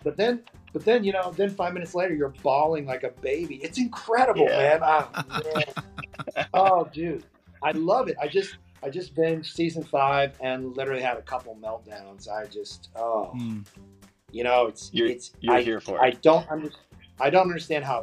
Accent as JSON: {"language": "English", "town": "Dallas", "region": "Texas", "country": "United States", "tie": "born or raised there", "said": "I was born in Dallas"}